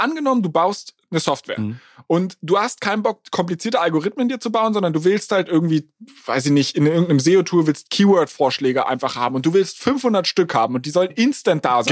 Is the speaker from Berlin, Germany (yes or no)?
yes; Berlin, Germany; now in Hamburg, Germany; ich komme ja ursprünglich aus Berlin